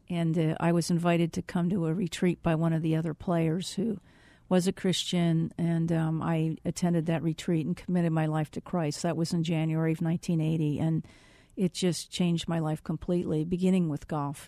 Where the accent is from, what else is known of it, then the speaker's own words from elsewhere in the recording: Reading, Pennsylvania, United States; moved away as an adult; also born or lived in South Carolina; now in Phoenix, United States; I'm originally from Re-, outside of Reading, Pennsylvania, and I, uh, graduated high school